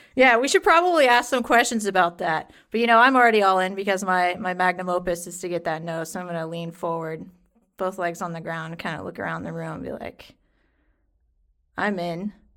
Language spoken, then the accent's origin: English; the South, United States; I'm from the South.